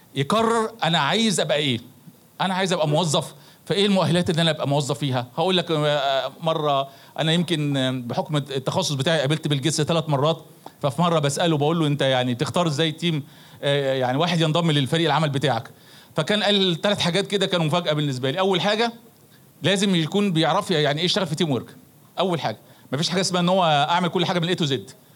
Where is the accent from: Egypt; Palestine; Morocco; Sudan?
Egypt; احنا مش ناقصنا اي حاجه كمصريين